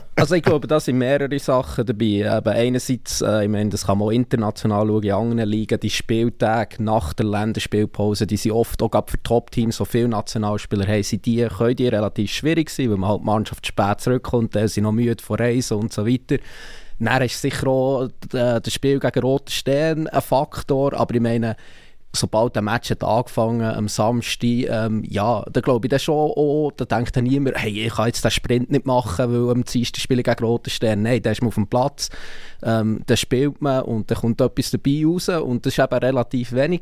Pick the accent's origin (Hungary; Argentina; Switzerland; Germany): Switzerland; Bern; als jemand, der aus Bern kommt